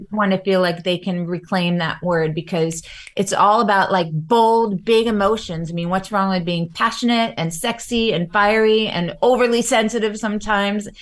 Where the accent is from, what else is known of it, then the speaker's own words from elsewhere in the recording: Long Island, New York, United States; I grew up in Long Island mostly